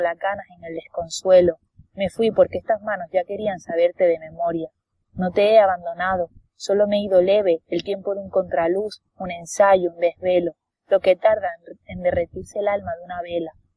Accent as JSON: {"language": "Spanish", "region": "Canary Islands", "country": "Spain", "said": "soy muy canaria"}